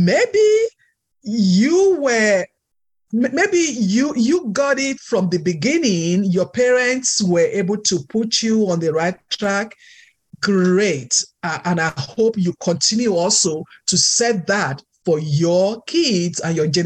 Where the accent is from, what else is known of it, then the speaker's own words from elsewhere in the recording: Nigeria; moved away; I'm Nigerian, so my culture is different